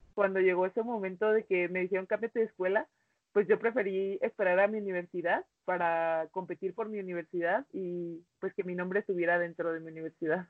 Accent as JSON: {"language": "Spanish", "town": "Cuauhtémoc", "region": "Chihuahua", "country": "Mexico", "tie": "born or raised there", "also_born_or_lived": "United States", "said": "yo me vine a Cuauhtémoc con mi abuela y pues como quien dice mi abuela fue quien me crió"}